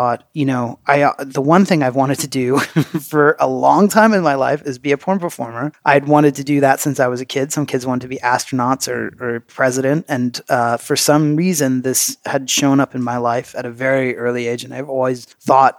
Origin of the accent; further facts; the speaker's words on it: Pennsylvania, United States; moved away as an adult; also born or lived in Massachusetts / California; now in Ireland; I grew up in Pennsylvania. So yeah, and then lived in Massachusetts, lived in California, and then moved to Ireland